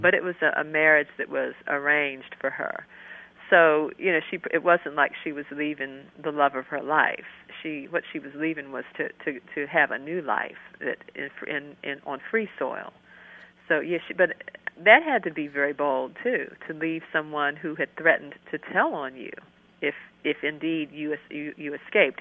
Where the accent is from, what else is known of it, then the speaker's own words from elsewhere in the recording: Maryland, United States; now in North Carolina, United States; I live in North Carolina now, but I was born and raised in Maryland